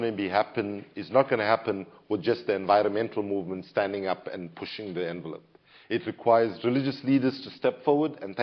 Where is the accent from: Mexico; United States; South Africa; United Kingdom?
South Africa; as a South African